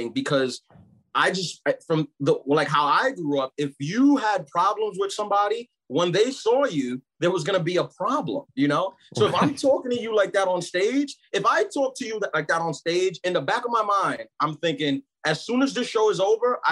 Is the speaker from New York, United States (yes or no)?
yes; New York City, New York, United States; also born or lived in Brooklyn, New York; I'm from New York. I was born in Brooklyn, raised in Queens.